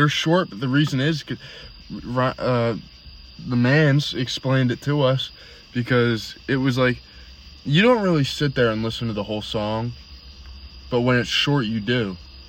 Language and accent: English; United States; we grew up around Philly